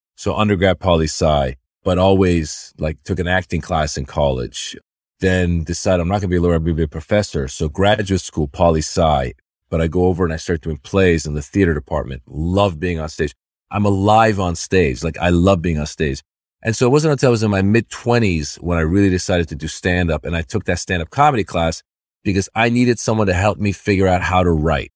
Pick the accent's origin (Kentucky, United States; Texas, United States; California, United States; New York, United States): California, United States; Northern; also born or lived in Iran; As a kid, I grew up in Northern California